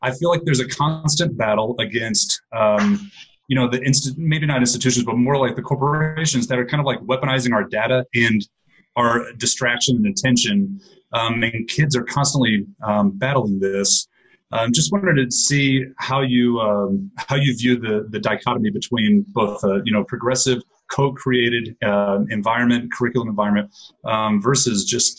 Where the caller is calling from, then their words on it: Bogotá, Colombia; I'm calling here from Bogota, Colombia right now.